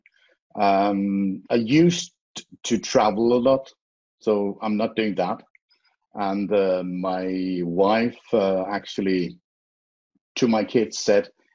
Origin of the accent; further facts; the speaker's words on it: Faroe Islands; English is a second language; now in Denmark; I'm originally from the Faroe Islands